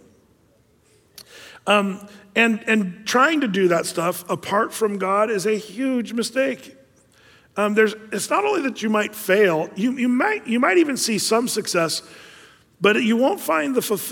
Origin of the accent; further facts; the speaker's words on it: Southern Oregon, United States; I'm from Southern Oregon